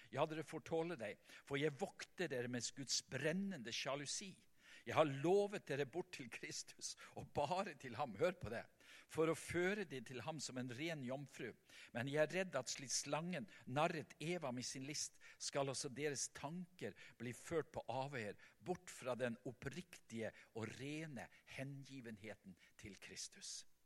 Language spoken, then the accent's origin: Norwegian; Vestland, Norway; hjemme på Selja, der i mammahuset